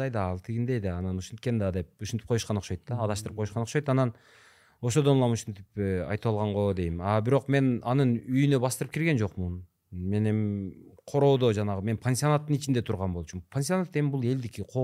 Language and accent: Kyrgyz; Nookat, Osh Region, Kyrgyzstan; also born or lived in Kyzyl-Kiya; мен сексен төртүнчү жылкы болом анан ошол айылда э, туулуп өскөнмүн ноокатта ынтымак деген айыл бар